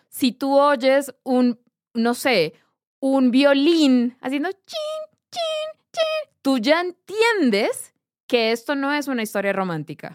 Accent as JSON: {"language": "Spanish", "town": "Barrancabermeja", "region": "Santander", "country": "Colombia", "tie": "born or raised there", "said": "yo crecí en Barranca Bermeja, Santander"}